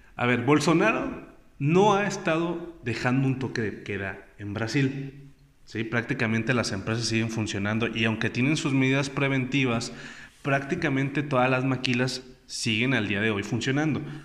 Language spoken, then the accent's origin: Spanish; Mexico